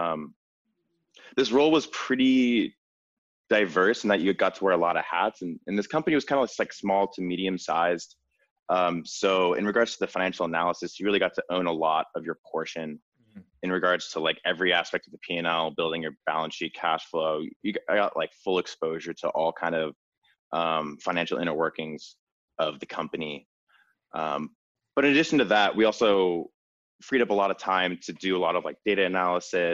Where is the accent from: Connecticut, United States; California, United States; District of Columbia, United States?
District of Columbia, United States; Washington; also born or lived in Tokyo, Japan; I grew up in Washington, D.C.